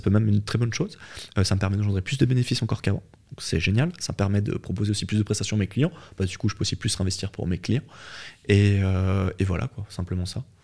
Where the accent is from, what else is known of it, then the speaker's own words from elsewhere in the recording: Switzerland; je suis né en Suisse